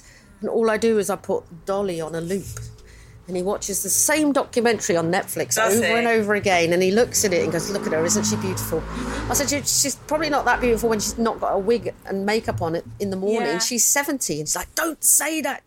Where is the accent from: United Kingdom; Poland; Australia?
United Kingdom; London; I grew up in Chiswick